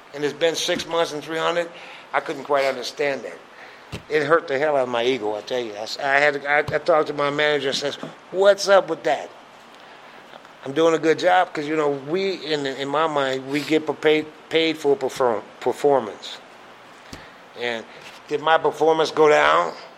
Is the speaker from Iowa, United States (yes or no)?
yes; Grinnell, Iowa, United States; moved away as an adult; also born or lived in Omaha, Nebraska / Des Moines, Iowa / Detroit, Michigan; I grew up in Iowa. Well, let me put it this way: I was born in Grinnell, Iowa, and uh, we stayed there until I was about nine or ten.